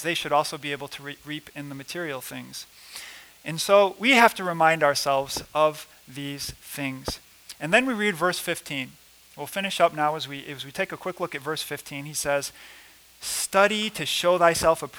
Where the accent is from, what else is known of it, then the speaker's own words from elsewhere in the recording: Rockford, Illinois, United States; I'm from Rockford, Illinois. It's a big city in Illinois.